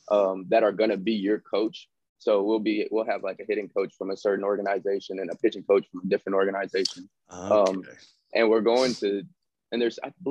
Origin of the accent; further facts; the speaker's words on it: Fresno, California, United States; Fresno, Calif- California.